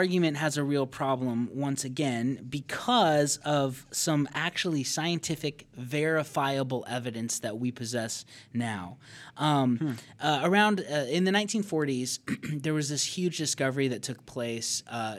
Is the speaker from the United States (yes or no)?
yes; Payson, Arizona, United States; born there; I was born in Payson, Arizona.